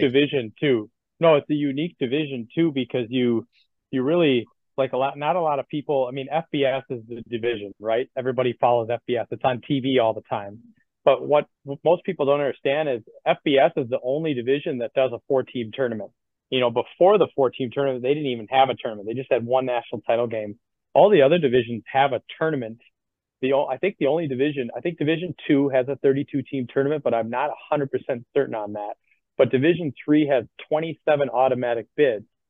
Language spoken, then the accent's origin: English; Madison, Wisconsin, United States; I'm from Madison. So that's why I have ties to the area